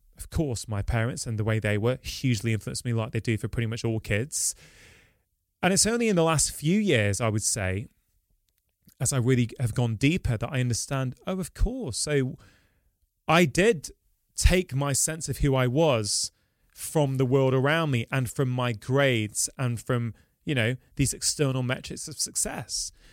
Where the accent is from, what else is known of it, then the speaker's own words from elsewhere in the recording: Manchester, North West England, United Kingdom; I'm born and bred in Manchester. I've lived here my entire life.